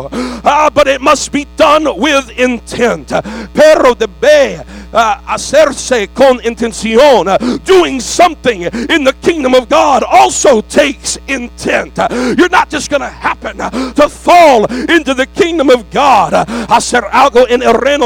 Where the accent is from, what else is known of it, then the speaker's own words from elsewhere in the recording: United States; I'm a red-blooded American